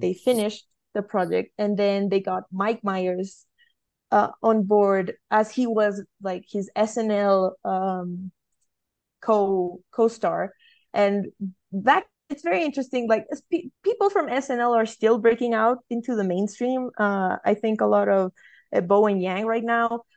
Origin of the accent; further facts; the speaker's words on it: Colombia; I'm from Colombia